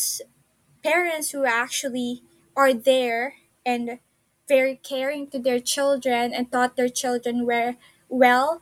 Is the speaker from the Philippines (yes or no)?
yes; Philippines; I grew up in the Philippines